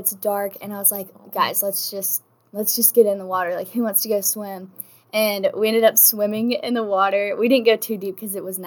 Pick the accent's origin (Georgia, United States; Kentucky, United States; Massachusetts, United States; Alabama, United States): Alabama, United States; Decatur; I'm from Decatur, Alabama.